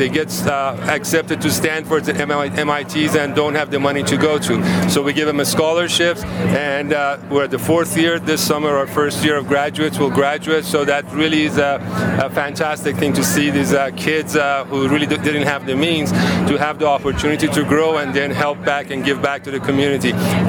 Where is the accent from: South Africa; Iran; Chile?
Iran; moved away as an adult; also born or lived in Oregon / California; now in United States; Absolutely. I'm originally from Iran. I was 18 years old when I came to the United States in 1975.